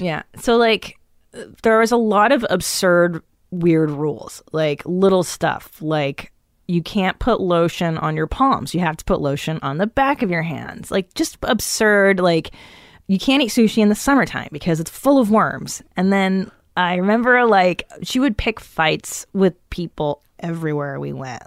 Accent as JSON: {"language": "English", "town": "Los Angeles", "region": "California", "country": "United States", "tie": "born or raised there", "also_born_or_lived": "Encino / Tarzana / Woodland Hills / West Hills", "said": "I grew up in the San Fernando Valley"}